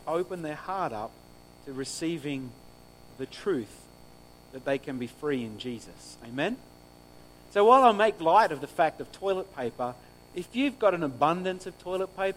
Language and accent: English; New South Wales, Australia; now in Griffith, Australia; I grew up on the farm. I grew up on Orange Farm